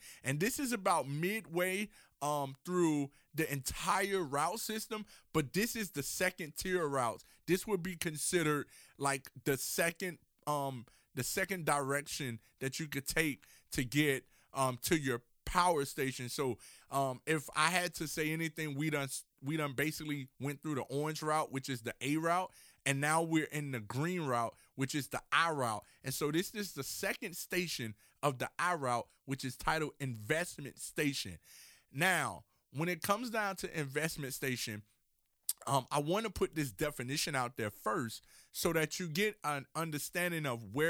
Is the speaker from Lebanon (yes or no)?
no; Miami, Florida, United States; And so for myself, I'm from Miami, Florida.